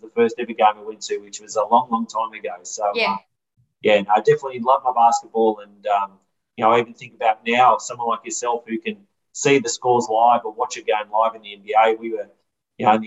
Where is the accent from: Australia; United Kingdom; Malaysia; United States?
Australia; Melbourne, Victoria; growing up in a Bayside area like Middle Park.